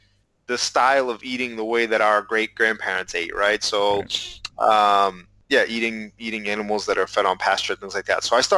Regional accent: Massachusetts, United States; And of course, we're both from Massachusetts.

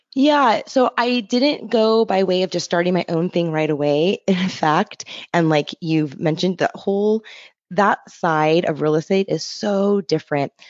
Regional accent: Los Angeles, California, United States; moved away as an adult; also born or lived in Encinitas, California; now in Portland, United States; I'm from Los Angeles, California, and actually made my way here via San Diego

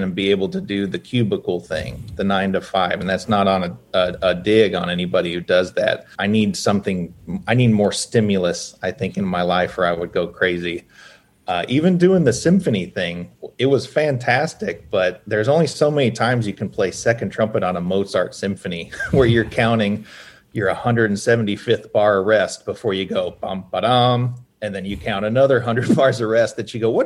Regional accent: Hendersonville, Tennessee, United States; When I was a kid, I grew up in Hendersonville, which is like 20 minutes north of Nashville.

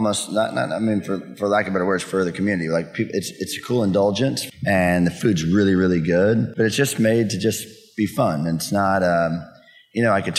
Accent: Denton, Texas, United States; I was born and raised in Denton.

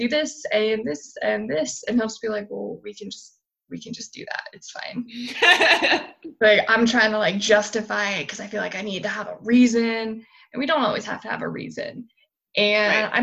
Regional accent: United States; moved away; My home state is still on fire

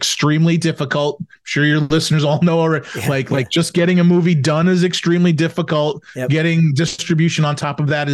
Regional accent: New York, United States; I'm from New York

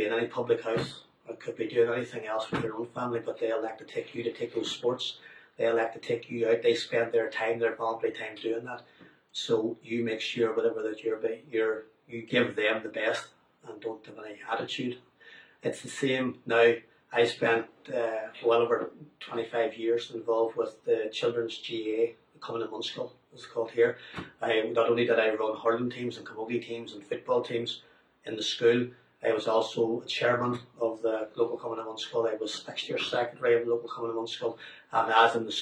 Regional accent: Omagh, Northern Ireland, United Kingdom; I grew up about 65 miles away from Belfast, in Oma

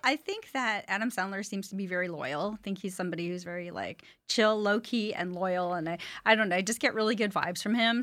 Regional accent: Montreal, Quebec, Canada; moved away as an adult; now in United States; I'm originally from Montreal, Canada.

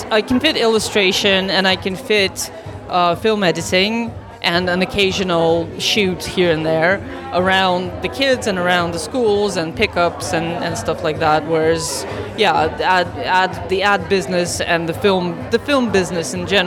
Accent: New York, United States; also born or lived in Russia / China; I'm a Russian born and uh, but I grew up in New York, so I'm just yeah. I was actually born in China, so I've been around.

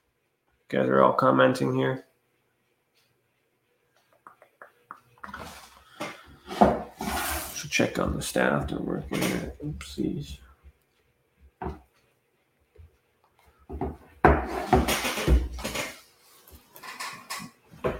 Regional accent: Ontario, Canada; I'm from Ontario

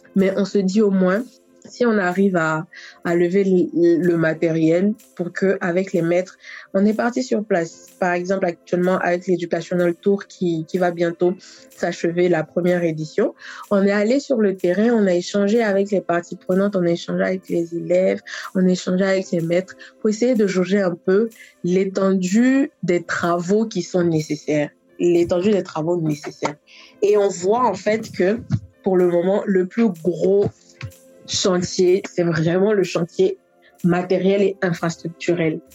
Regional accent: Côte d’Ivoire; also born or lived in Paris, France; je suis ivoirienne

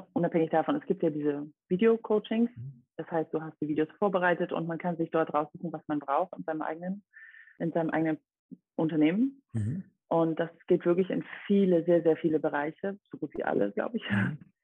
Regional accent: Dresden, Saxony, Germany; also born or lived in Rome, Italy; ich komme aus Dresden

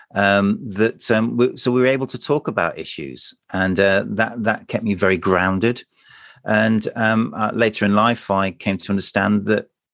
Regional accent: United Kingdom; we're British

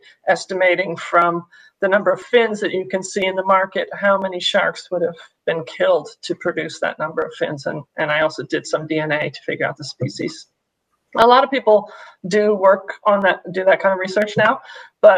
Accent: Maine, United States; moved away as an adult; also born or lived in Washington; now in Japan; I grew up on the East Coast in Maine

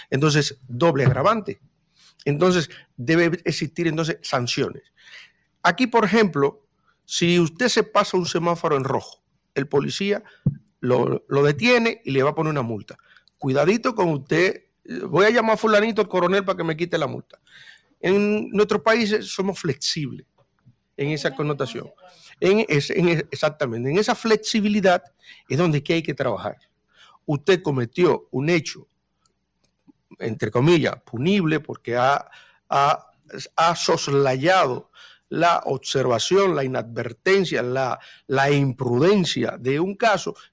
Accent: Dominican Republic; ya partiendo del 1844 cuando todos los que estamos en esta mesa podemos con mucho orgullo decir que somos dominicanos

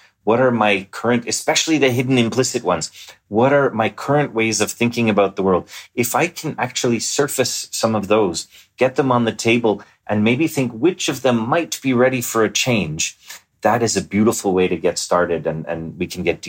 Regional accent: Montreal, Quebec, Canada; Well, I grew up in Montreal.

